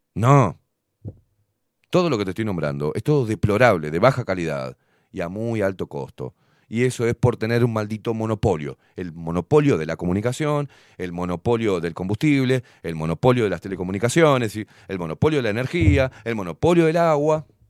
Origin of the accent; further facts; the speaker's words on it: Uruguay; Yo siendo uruguayo